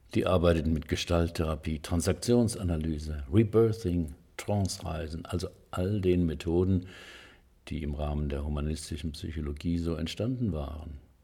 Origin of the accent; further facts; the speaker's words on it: Heidelberg, Baden-Württemberg, Germany; die Uni Heidelberg, meine Heimatstadt